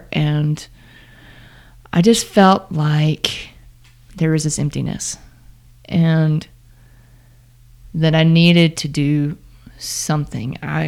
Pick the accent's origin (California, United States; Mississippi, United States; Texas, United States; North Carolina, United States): Mississippi, United States; Starkville; My hometown.